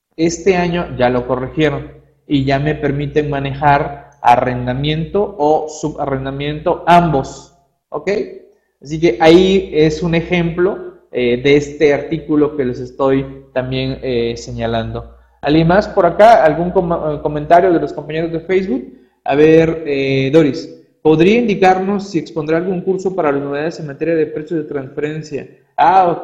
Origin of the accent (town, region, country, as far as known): Mexico